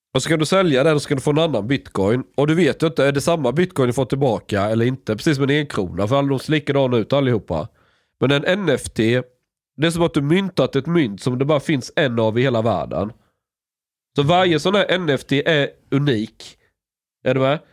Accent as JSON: {"language": "Swedish", "country": "Sweden", "said": "jag är från Sverige"}